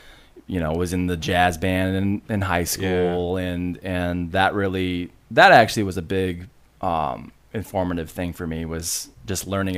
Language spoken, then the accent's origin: English; Ada, Michigan, United States; moved away as an adult; also born or lived in California; now in Grand Rapids, United States; I grew up in Ada. Okay. And then, you know, moved around after college, and you know, as you do, and then came back. I was gone for 10 years